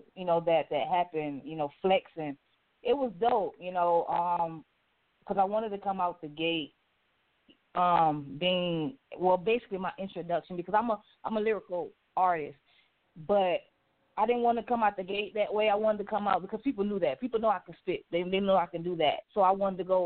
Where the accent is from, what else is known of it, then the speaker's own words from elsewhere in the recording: the South, United States; I'm just a country girl. I'm from the South.